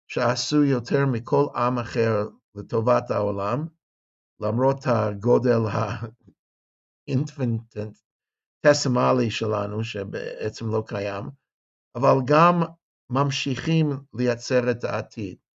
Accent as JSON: {"language": "Hebrew", "town": "Los Angeles", "region": "California", "country": "United States", "tie": "born or raised there", "also_born_or_lived": "San Diego", "moved": "yes", "lives_now": "Jerusalem, Israel", "said": "אני מישהו שגדל בחוץ לארץ, אני גדלתי בקליפורניה. נולדתי בסן דייגו, גדלתי בלוס אנג'לס, למדתי גם Mocha Berkeley, go Bears."}